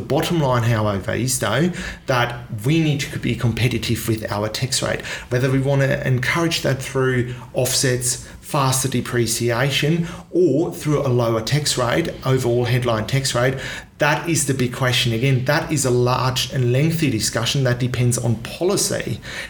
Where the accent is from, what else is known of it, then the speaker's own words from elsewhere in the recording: Australia; also born or lived in Singapore; My father was born in Germany, yet he's American, and I'm Australian, I grew up in Singapore.